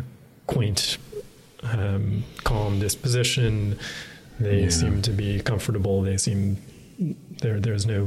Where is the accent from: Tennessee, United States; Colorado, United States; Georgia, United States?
Tennessee, United States; I grew up in the South in a place where there are plenty of people who still hold those